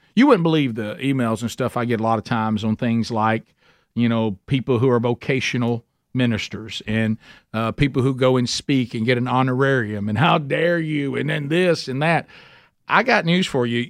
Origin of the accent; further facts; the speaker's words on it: Alabama, United States; I'm from Alabama